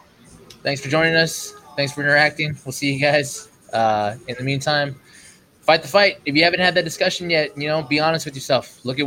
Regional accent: United States; as American Christians.

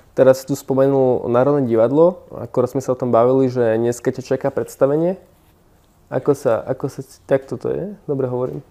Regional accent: eastern Slovakia, Slovakia; ja som z východu

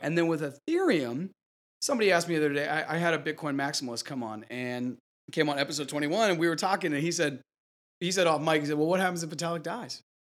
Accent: near Harvard, Massachusetts, United States; I grew up near Harvard

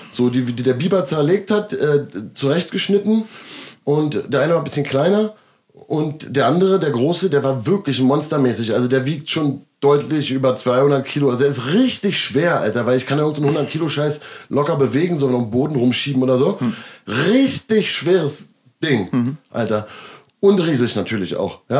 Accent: Berlin, Germany; accent: Berlin; Damit würde ich mal als Berliner, Berliner Slang

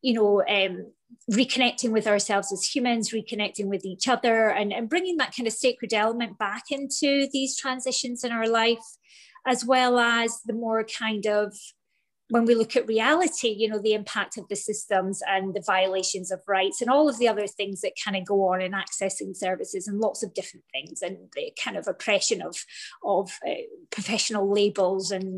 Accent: Scotland, United Kingdom; moved away as an adult; now in Florida, United States; I'm from Scotland. I'm currently living in Florida. We've been here for 4 years.

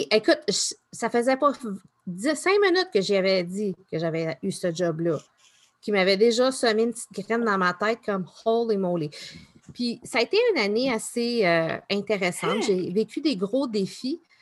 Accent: Newfoundland and Labrador, Canada; born there; Plus je suis neuf, parce que je suis née à Terre-Neuve.

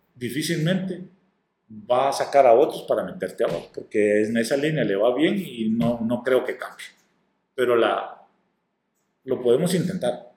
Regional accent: Corquín, Copán, Honduras; moved away; also born or lived in northern Honduras; soy de Corquín, pero que he pasado mi mayor tiempo allá en la zona norte, y, estudiando y todo

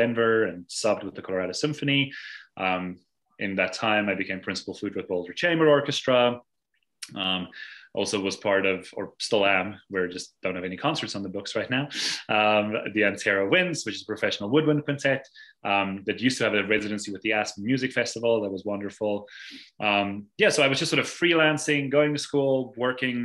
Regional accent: South Africa; moved away as an adult; now in Massachusetts, United States; growing up in South Africa

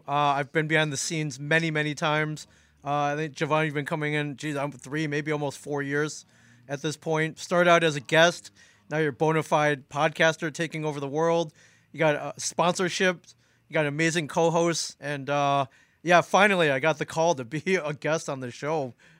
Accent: Midwest, United States; moved away; also born or lived in Los Angeles; So I've lived in Jersey almost 20 years. I moved around a lot. I grew up mainly in the Midwest. Spent some time out west in Los Angeles.

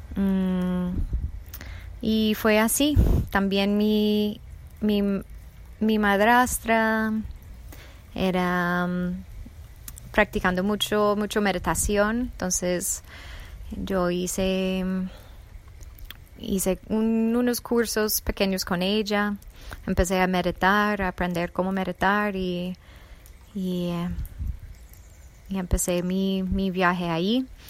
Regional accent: United States; Spanish is a second language; moved away; also born or lived in Colombia; soy originalmente de Estados Unidos

